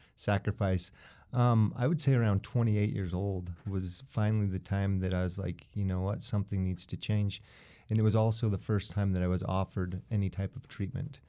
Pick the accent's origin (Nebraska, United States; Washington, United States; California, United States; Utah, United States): Utah, United States; born and raised in Utah.